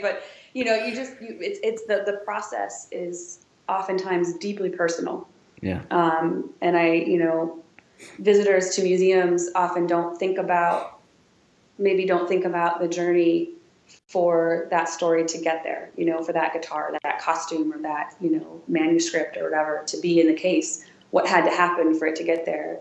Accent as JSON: {"language": "English", "region": "Wisconsin", "country": "United States", "moved": "as an adult", "lives_now": "Washington, D.C., United States", "said": "I'm from Wisconsin, I'm from Rogan, Wisconsin."}